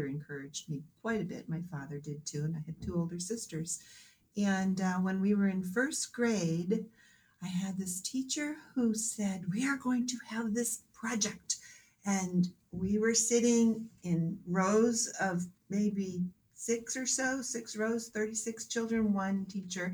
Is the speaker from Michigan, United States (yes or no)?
no; Manchester, New Hampshire, United States; also born or lived in Portsmouth, New Hampshire; Born and raised in Manchester, okay. Native New Hampshire person